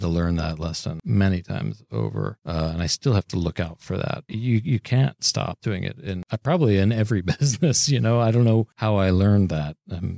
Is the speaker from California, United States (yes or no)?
no; Cincinnati, Ohio, United States; moved away; I'm from Cincinnati